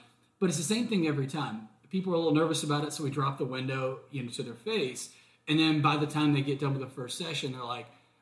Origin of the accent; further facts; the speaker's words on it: Watkinsville, Georgia, United States; moved away as an adult; also born or lived in Los Angeles, California / Hermosa Beach, California; now in Charleston, United States; I grew up in Watkinsville, Georgia, which is near Athens, but then I lived in LA, Hermosa Beach, for about 4 or 5 years